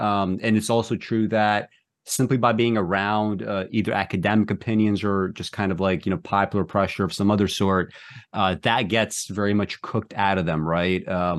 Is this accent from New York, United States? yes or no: yes; Brooklyn, New York, United States; I remember, I grew up in Brooklyn, and when I went to college for the first time, I was in a pretty different environment, right?